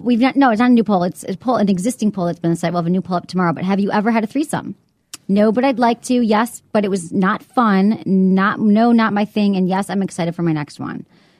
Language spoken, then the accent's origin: English; Michigan, United States; now in San Francisco, United States; I grew up in Michigan